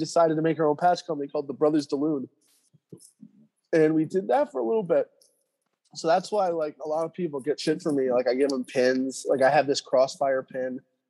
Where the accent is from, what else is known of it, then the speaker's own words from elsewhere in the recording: New York City, New York, United States; my whole family's from here. You know, we're all Jews from South Third and Havemeyer in Brooklyn. And my grandparents had this hardware store called Burgers for years.